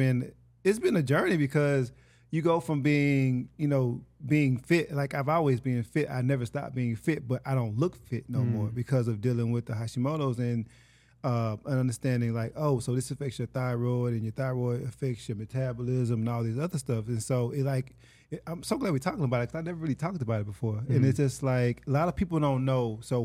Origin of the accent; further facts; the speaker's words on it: Hattiesburg, Mississippi, United States; moved away as an adult; now in Los Angeles, United States; I'm from Hattiesburg, Mississippi.